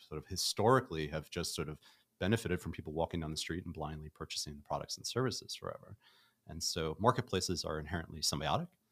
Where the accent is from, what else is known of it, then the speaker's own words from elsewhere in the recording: New York City, New York, United States; moved away as an adult; now in Los Angeles, United States; I'm from Brooklyn, and I've lived nowhere else but New York City